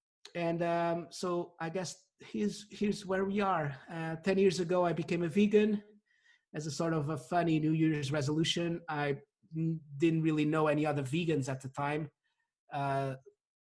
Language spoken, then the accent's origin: English; Portugal; also born or lived in United Kingdom; now in London, United Kingdom; I grew up in Portugal. I've lived in the UK for the past 13 years